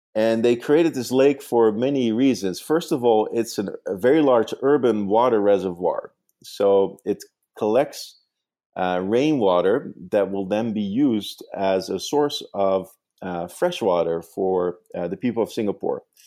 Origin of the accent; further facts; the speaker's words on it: Netherlands; English is a second language; now in New York, United States; I actually grew up in the Netherlands